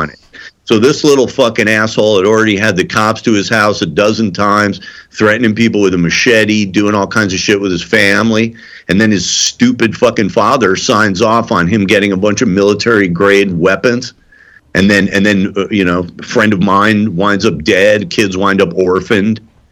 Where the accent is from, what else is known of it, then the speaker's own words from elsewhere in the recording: Highland Park, Illinois, United States; moved away; this is my hometown